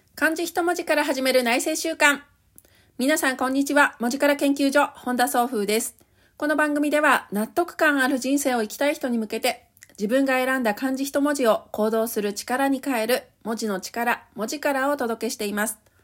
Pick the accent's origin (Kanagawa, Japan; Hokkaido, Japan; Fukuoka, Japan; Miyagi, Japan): Hokkaido, Japan; 私北海道なんですけれどもね、その、北海道で、まあ教育大学だから